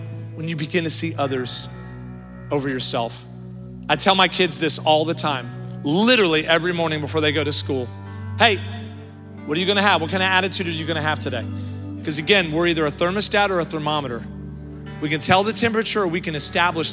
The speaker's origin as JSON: {"language": "English", "region": "Midwest", "country": "United States", "moved": "yes", "said": "now I'm from the Midwest, so I say roof"}